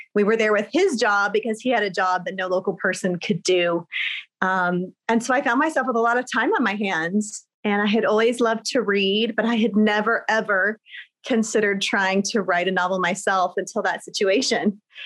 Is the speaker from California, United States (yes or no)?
yes; Riverside, California, United States; moved away as an adult; also born or lived in Germany / Texas; I was raised in Southern California in a town called Riverside